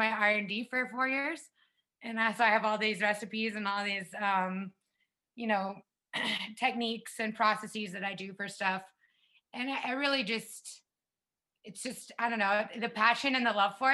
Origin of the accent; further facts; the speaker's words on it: South Carolina, United States; moved away as an adult; now in Las Vegas, United States; I grew up in the South